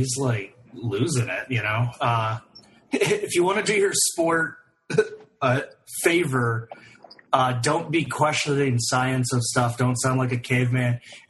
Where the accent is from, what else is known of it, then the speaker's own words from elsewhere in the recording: Iowa City, Iowa, United States; my hometown, Iowa City, home of the University of Iowa, home of Kinnick Stadium.